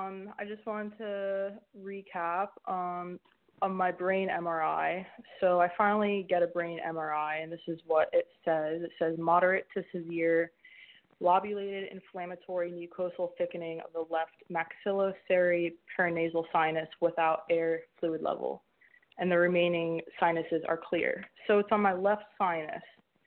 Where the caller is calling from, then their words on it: Hawaii, United States; Hi, I called last week. I was the one from Hawaii and got staph infection, double dose of antibiotics and breathing problems, brain fog, quacko doctors.